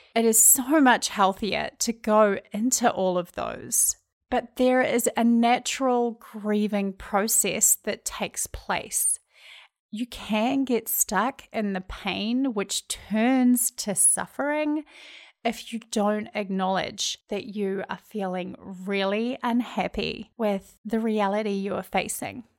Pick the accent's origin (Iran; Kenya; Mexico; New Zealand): New Zealand; accent: Kiwi; moved away as an adult; now in Minneapolis, United States; if you're wondering where my accent's from, I'm from New Zealand, and I've lived in the States